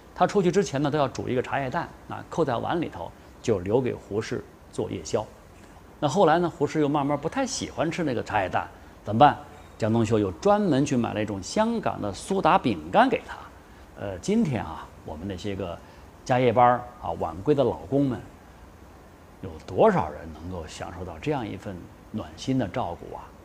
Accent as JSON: {"language": "Chinese", "town": "Chengdu", "region": "Sichuan", "country": "China", "said": "不过我们成都人都知道"}